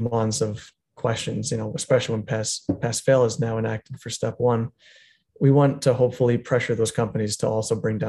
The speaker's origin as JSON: {"language": "English", "area": "Long Island", "region": "New York", "country": "United States", "tie": "born or raised there", "also_born_or_lived": "Manhattan, New York", "moved": "as an adult", "lives_now": "Florida, United States", "said": "I grew up actually in Long Island for half my life"}